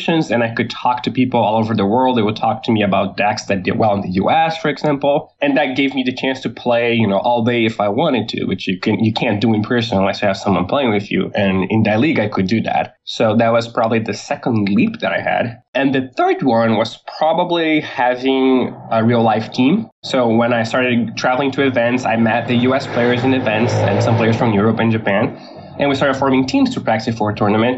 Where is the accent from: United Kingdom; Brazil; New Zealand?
Brazil; Porto Alegre, Rio Grande do Sul; I grew up in Porto Alegre, which is the same place I live